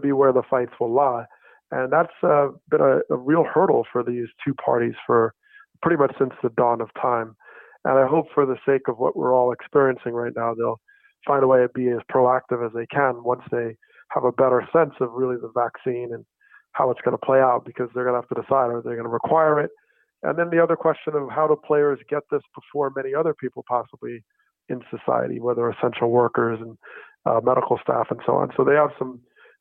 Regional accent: New Jersey, United States; I grew up in New Jersey

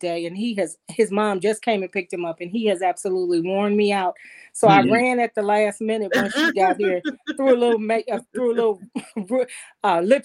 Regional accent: Detroit, Michigan, United States; moved away; also born or lived in California; growing up in Detroit

